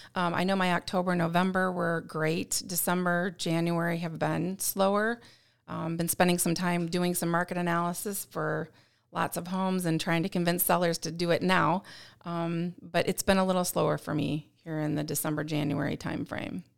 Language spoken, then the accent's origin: English; St. Louis, Missouri, United States; moved away; I'm from Missouri originally, from Saint Louis area